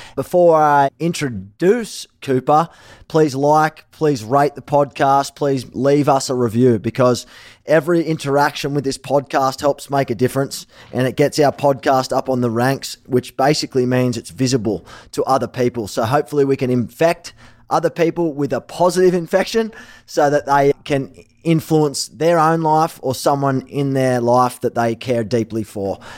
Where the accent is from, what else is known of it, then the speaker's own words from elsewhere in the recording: Sydney, New South Wales, Australia; moved away; also born or lived in Gold Coast / Manly; I was born in Sydney before I moved to the Gold Coast. My family lived in Manly.